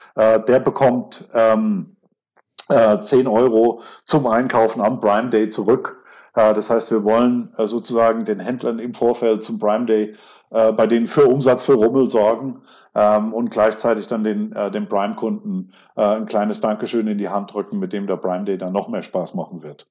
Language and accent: German; Kaiserslautern, Rhineland-Palatinate, Germany; ich bin in der Stadt geboren